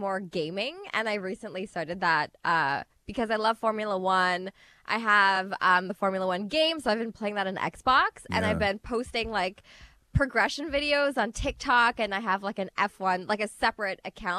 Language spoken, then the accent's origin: English; Guyana; Just combining traditions because we're an interfaith marriage. Mm. Also, my husband's from Pakistan, I'm from Guyana.